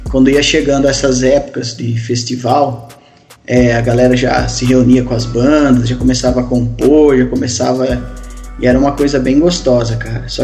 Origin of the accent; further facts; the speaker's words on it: Matão, São Paulo, Brazil; sou aqui da cidade de Matão, do interiorzinho aqui de São Paulo.